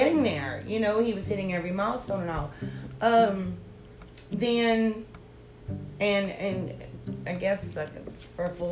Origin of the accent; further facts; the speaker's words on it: Cajun, Louisiana, United States; we're Cajun people